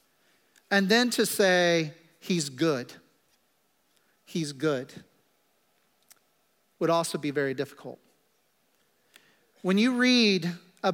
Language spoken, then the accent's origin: English; Kansas, United States; I'm from Kansas